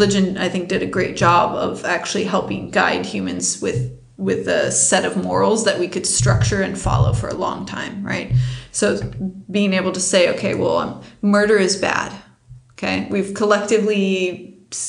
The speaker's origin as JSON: {"language": "English", "country": "United States", "said": "I'm an American"}